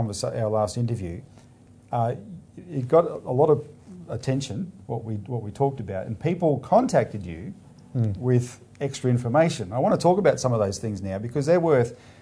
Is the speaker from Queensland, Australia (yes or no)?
no; Melbourne, Victoria, Australia; I'm from Melbourne